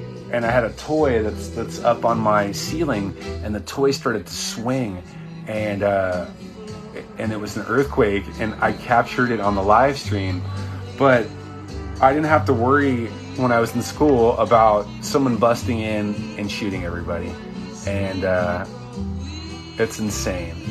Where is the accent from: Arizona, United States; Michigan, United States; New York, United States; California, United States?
California, United States; Southern; also born or lived in Irvine; I'm from Southern California, where we have a lot of earthquakes